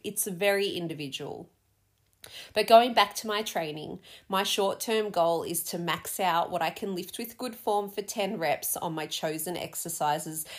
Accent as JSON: {"language": "English", "country": "Australia", "also_born_or_lived": "London", "said": "being Aussie"}